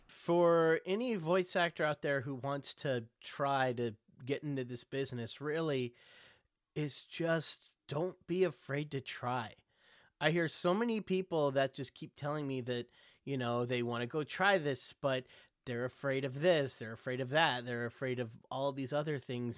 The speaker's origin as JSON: {"language": "English", "region": "Texas", "country": "United States", "tie": "born or raised there", "moved": "yes", "said": "Growing up in Texas, we had Six Flags"}